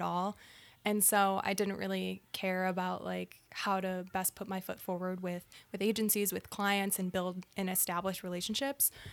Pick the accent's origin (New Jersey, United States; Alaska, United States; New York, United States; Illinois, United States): Illinois, United States; Naperville; also born or lived in Michigan; I grew up in Naperville, Illinois, a suburb of Chicago as well